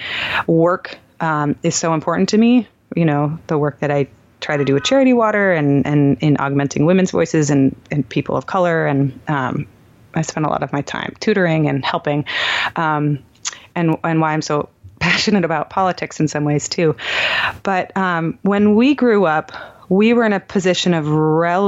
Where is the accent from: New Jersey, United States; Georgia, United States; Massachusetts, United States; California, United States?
California, United States; Palo Alto; moved away as an adult; also born or lived in Heidelberg, Germany / Idaho; now in New York City, United States; I grew up in Palo Alto, California, but I was actually born in Heidelberg, Germany